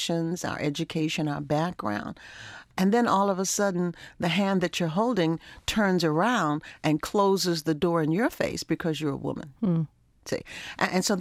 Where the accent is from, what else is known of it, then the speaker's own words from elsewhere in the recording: Baltimore, Maryland, United States; growing up in Baltimore, we were in a very wonderful community where we knew everybody in the neighborhood